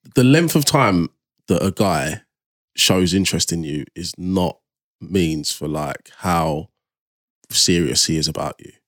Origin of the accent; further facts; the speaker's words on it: Nigeria; I'm like Nigerian.